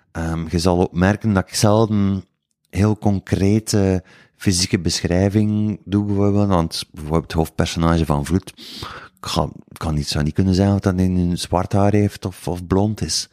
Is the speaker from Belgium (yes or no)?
yes; Woesten, Flanders, Belgium; accent: West Flemish; ik ben al eens van de West ook en niet van Kortrijk. Dat is nog iets, dat is nog een heel ander accent.